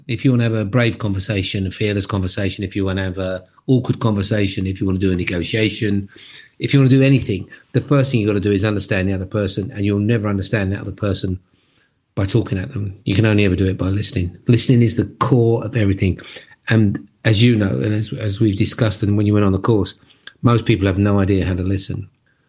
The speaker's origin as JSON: {"language": "English", "region": "London", "country": "United Kingdom", "tie": "born or raised there", "said": "I was born and bred in Brixton in London, which is a pretty tough area."}